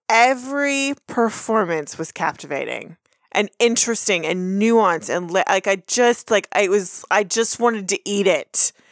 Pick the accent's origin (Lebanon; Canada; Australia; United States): United States; Texas; we're from Texas, we've grown up seeing footage of George W. Bush before he was president.